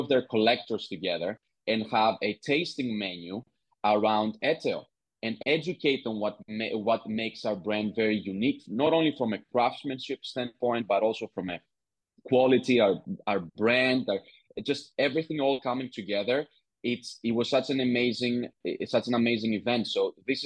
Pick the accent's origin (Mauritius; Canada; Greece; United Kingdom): Greece; I was born and raised in Greece